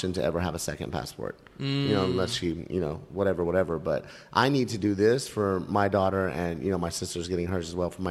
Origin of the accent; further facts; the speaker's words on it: United States; now in Mexico; as an American